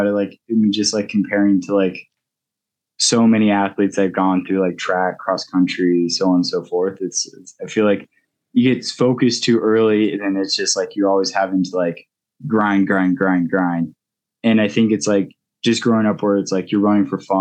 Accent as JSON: {"language": "English", "town": "Golden", "region": "Colorado", "country": "United States", "tie": "born or raised there", "also_born_or_lived": "Gunnison, Colorado / Utah / Boulder, Colorado", "said": "I grew up in Golden, Colorado."}